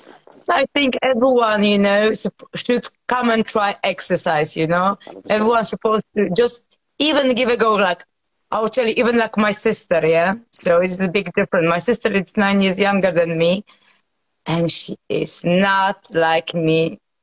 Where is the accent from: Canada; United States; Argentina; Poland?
Poland; now in United Kingdom